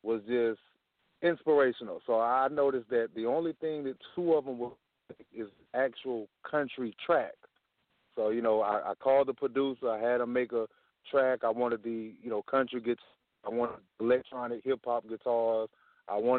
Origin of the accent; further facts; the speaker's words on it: Pensacola, Florida, United States; I'm from Florida, Pensacola, Florida